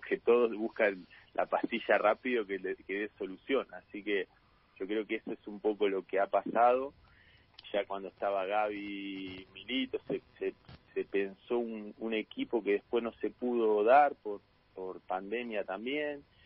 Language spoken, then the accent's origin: Spanish; La Plata, Buenos Aires Province, Argentina; yo soy de La Plata y arranqué casi nueve años tenía cuando arranqué acá